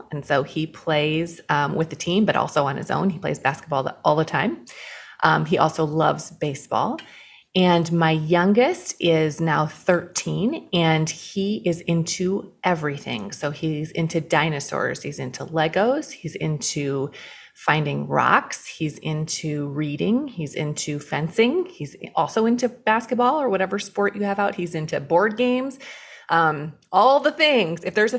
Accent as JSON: {"language": "English", "region": "Iowa", "country": "United States", "tie": "born or raised there", "moved": "as an adult", "lives_now": "Chicago, United States", "said": "I grew up in the cornfields of Iowa. Went to school out there at the Dort University, which is a Reformed college in Iowa, and then met my husband there, and we came to Chicago to go to graduate school and then never left."}